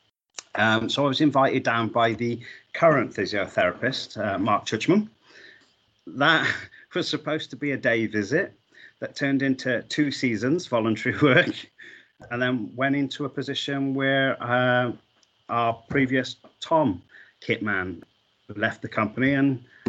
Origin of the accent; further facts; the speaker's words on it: Wales, United Kingdom; I'm a Welsh boy. So rugby was, you know, force-fed to me in school and, you grow up with it.